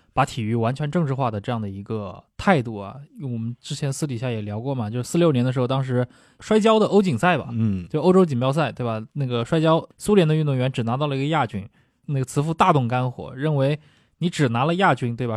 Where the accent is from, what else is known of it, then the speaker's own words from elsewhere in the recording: China; 这个我们中国人可能也很熟悉啊